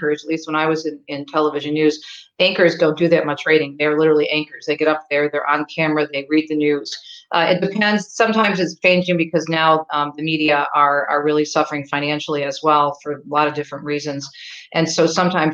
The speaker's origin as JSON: {"language": "English", "town": "Detroit", "region": "Michigan", "country": "United States", "tie": "born or raised there", "also_born_or_lived": "New Jersey", "said": "I was born on the East Coast, so I'm originally a Jersey girl, but my father was transferred for a job to Southeastern Michigan, so I grew up, was raised in here in the Detroit area where I still live."}